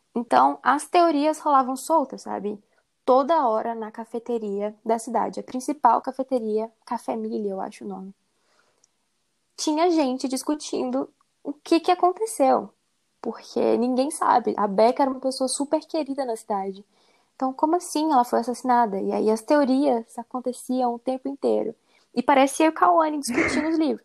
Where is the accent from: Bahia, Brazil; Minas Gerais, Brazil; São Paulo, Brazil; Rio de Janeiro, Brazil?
Minas Gerais, Brazil; Belo Horizonte; eu sou de Belo Horizonte, Minas Gerais